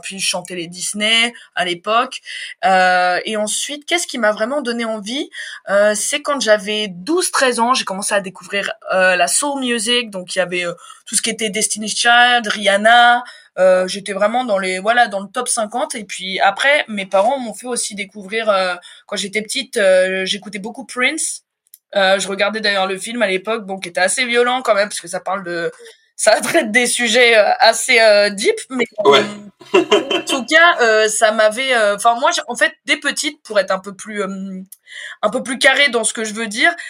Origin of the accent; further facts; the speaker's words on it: Évreux, Normandy, France; moved away as an adult; also born or lived in Dreux; now in Paris, France; je suis originaire de Normandie, je suis née à Dreux, j'ai passé toute ma scolarité en Normandie à Évreux, et je suis arrivée à Paris en 2019